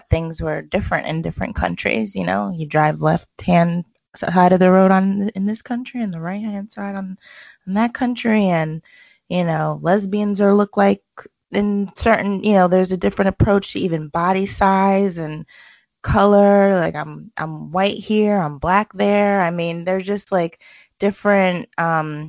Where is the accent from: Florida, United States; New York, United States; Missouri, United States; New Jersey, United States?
New York, United States; also born or lived in Boston / Jamaica; I was born in Boston. So I was raised in New York. But I got to go to Jamaica every summer, every year from birth.